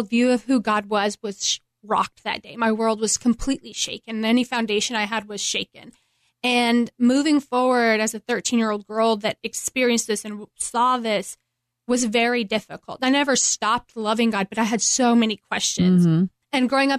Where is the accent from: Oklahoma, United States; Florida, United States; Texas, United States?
Texas, United States; Midland; moved away as an adult; also born or lived in Cleveland, Tennessee; I grew up in Midland, Texas